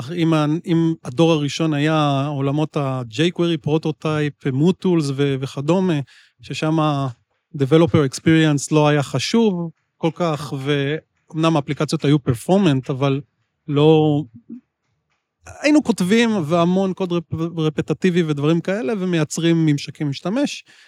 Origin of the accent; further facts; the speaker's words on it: Israel; אני ישראלי